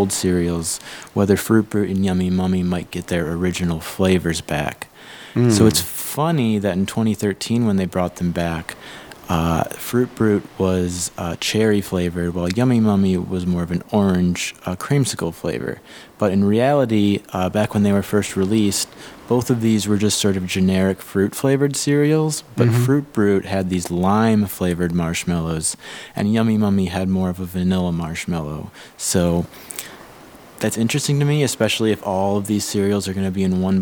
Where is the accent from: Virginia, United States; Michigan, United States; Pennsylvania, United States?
Michigan, United States; representing my home state here